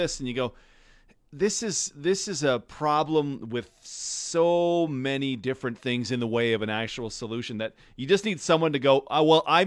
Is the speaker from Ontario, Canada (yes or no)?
no; near Calgary, Alberta, Canada; When I was a kid, I grew up right near Calgary